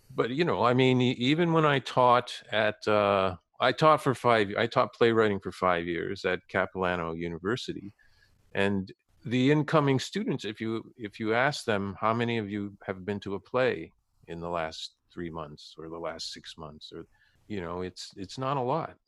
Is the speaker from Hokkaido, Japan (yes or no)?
yes; Sapporo, Hokkaido, Japan; now in Canada; I was born in Sapporo.